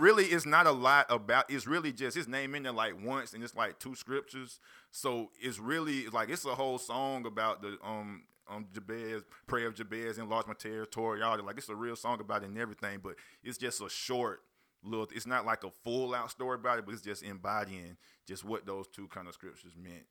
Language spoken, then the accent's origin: English; Union, South Carolina, United States; also born or lived in Spartanburg, South Carolina; Spartanburg, South Carolina. Grew up in Union. I ain't gonna just claim Union for Union. My dad from Union, but I was born in Spartanburg, South Carolina. Currently still stay in Spartanburg.